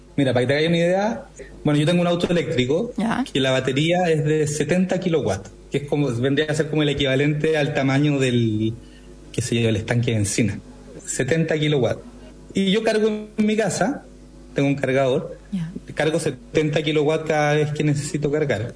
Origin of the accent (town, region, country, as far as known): Chile